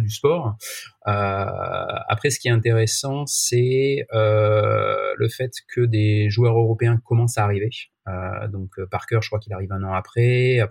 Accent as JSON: {"language": "French", "town": "Marseille", "region": "Provence-Alpes-Côte d'Azur", "country": "France", "tie": "born or raised there", "said": "je suis né à Marseille, donc voilà, j'ai évidemment toujours suivi l'OM"}